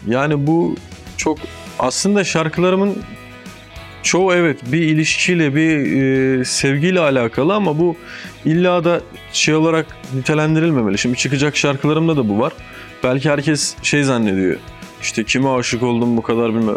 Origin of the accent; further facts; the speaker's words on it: Ordu, Turkey; moved away; also born or lived in Boyabat, Sinop / Adana; Ama küçük aynen Ordu.